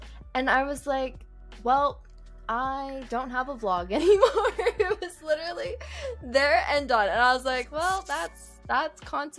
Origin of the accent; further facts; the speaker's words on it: Calgary, Alberta, Canada; my city I'm from. Okay, people know I'm from Calgary. It's very small. It's very, very small.